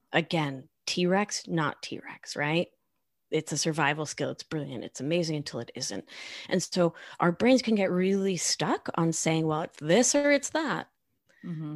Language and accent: English; Argentina; English is a second language; I am from Argentina